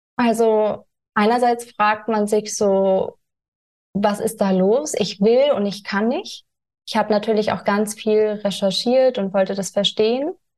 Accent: Germany; also born or lived in California; bin wieder nach Deutschland gekommen

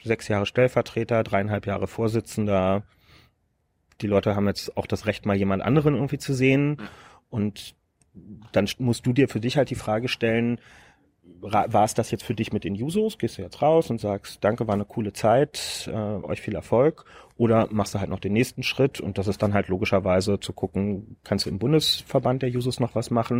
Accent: Berlin, Germany; ich bin Berliner

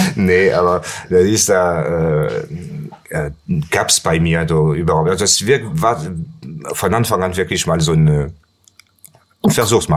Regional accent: Pertuis, Provence-Alpes-Côte d'Azur, France; German is a second language; moved away as an adult; also born or lived in Nice, France; now in Cologne, Germany; Ich bin in äh, Aix-en-Provence geboren und äh, dann nach Pertuis bin ich, also das ist ein kleines Kaff, der äh, 20 Kilometer entfernt von Ex ist. Mhm. Da bin ich groß geworden

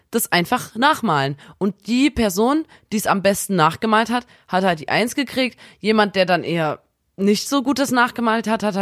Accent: Chemnitz, Saxony, Germany; bei uns in Chemnitz

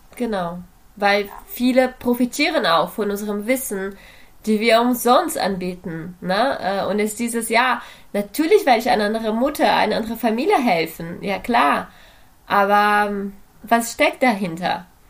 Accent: Brazil; now in Germany; Ich komme aus Brasilien, lebe aber in Deutschland seit äh, einer Weile

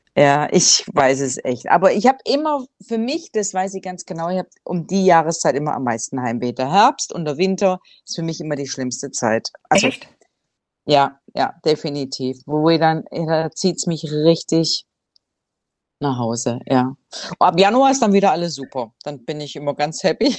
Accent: Swabia, Germany; now in Cambodia; wie man bei uns im Schwabenland so sagt

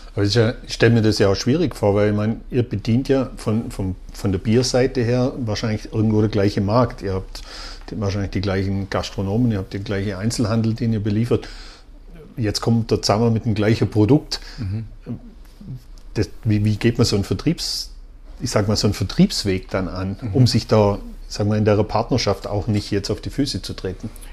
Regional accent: Vorarlberg, Austria; bei uns in Vorarlberg

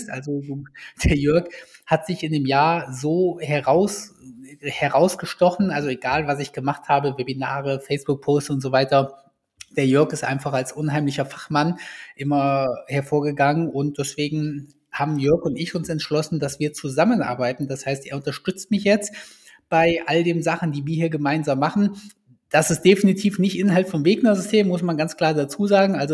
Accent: Kassel, Hesse, Germany; Hier kommen wir beide aus Kassel.

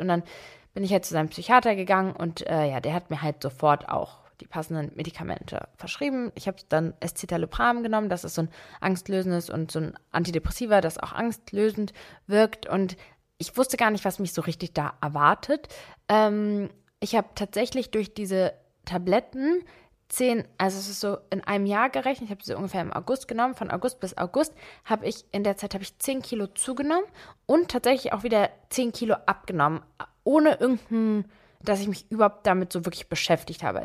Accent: Berlin, Germany; Ich bin mit meiner Mutter alleine in Berlin aufgewachsen, hier auch geboren

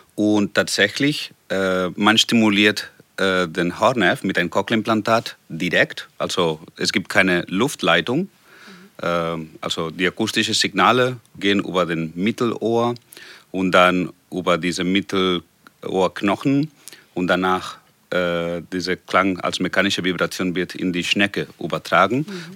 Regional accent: Barcelona, Catalonia, Spain; German is a second language; moved away as an adult; also born or lived in Hannover; nach Barcelona, nach meiner Heimat

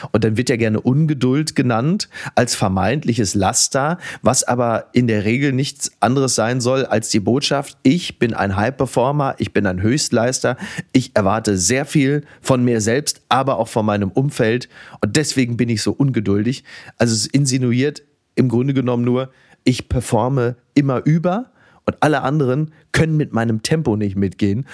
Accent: Germany; als Deutscher im Ausland

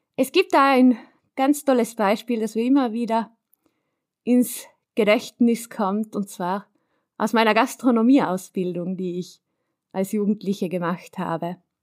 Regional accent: South Tyrol, Trentino-Alto Adige, Italy; dass ich auf einem Bergbauernhof aufgewachsen bin in Südtirol

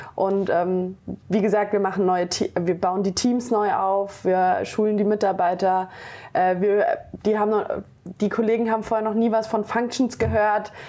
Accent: Hesse, Germany; born or raised there; also born or lived in Frankfurt

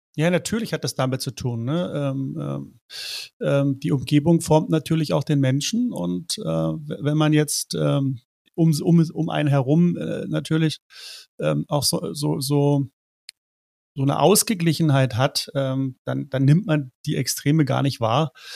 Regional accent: East Germany, Germany; ich bin in der DDR äh, aufgewachsen. Meine ersten 13 Lebensjahre waren, ähm, war ich DDR-Kind.

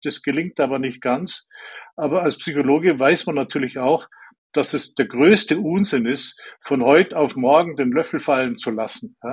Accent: Allgäu, Bavaria, Germany; Ich bin im Allgäu aufgewachsen, dort auf dem Land, sehr naturverbundener Umgebung.

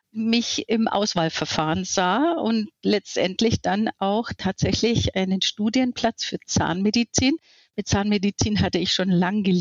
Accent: Bavaria, Germany; born there; Ich bin 58 Jahre alt und habe eine fast 18-jährige Tochter. Gebürtig bin ich aus Mittelfranken, was man vielleicht so auch beim Sprechen hört.

